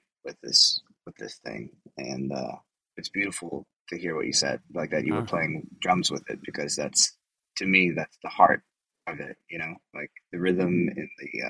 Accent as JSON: {"language": "English", "region": "Texas", "country": "United States", "tie": "born or raised there", "said": "I grew up in Texas."}